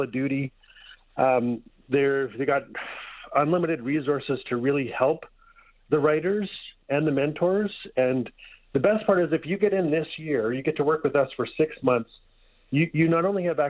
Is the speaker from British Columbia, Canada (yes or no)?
no; Fort Smith, Northwest Territories, Canada; moved away as an adult; now in Edmonton, Canada; I'm from Fort Smith, Northwest Territories. We lived in Edmonton for over 10 years.